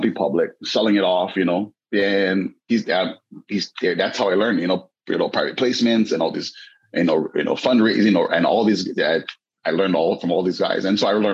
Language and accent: English; Waianae, Hawaii, United States; I grew up in Waianae, never read a single book.